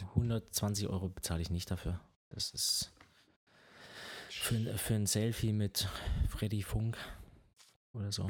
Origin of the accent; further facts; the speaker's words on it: Germany; als Deutscher